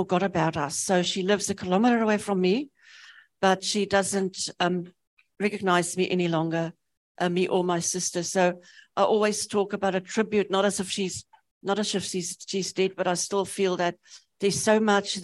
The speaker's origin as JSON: {"language": "English", "country": "South Africa", "tie": "born or raised there", "also_born_or_lived": "Namibia", "moved": "yes", "lives_now": "New Zealand", "said": "I grew up in South Africa, we used the UK system for maths. So when I came to New Zealand"}